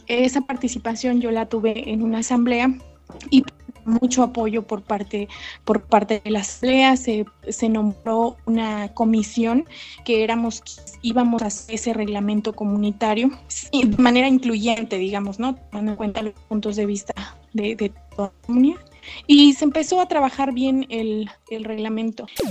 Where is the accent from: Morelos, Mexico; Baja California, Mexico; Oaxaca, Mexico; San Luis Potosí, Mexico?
Oaxaca, Mexico; Villa Alta; soy del municipio de San Alfonso Villalta